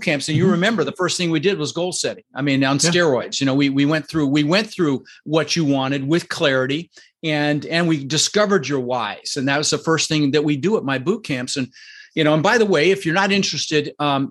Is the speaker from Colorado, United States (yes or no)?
yes; Denver, Colorado, United States; also born or lived in Netherlands; And we ended up in Denver, Colorado